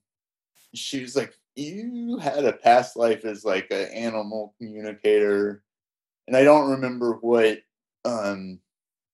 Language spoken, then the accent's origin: English; Decatur, Georgia, United States; I grew, well, originally right outside Atlanta, Decatur